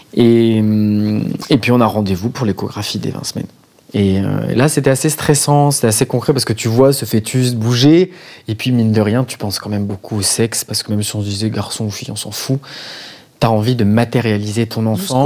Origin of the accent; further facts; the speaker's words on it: France; pour nous en tant que Français